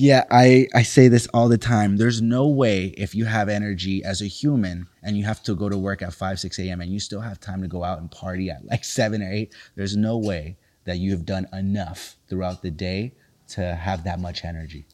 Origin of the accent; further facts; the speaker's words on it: Los Angeles, California, United States; growing up in South Central